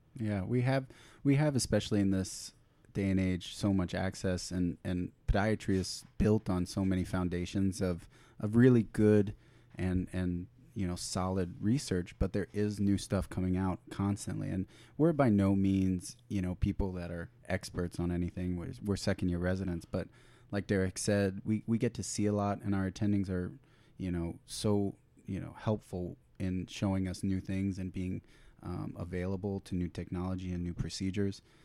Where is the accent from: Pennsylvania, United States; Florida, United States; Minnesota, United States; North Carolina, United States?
Florida, United States; I'm originally from Florida